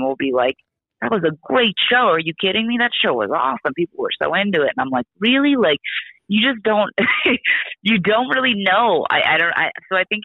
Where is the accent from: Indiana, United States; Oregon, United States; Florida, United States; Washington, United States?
Oregon, United States; I'm from Oregon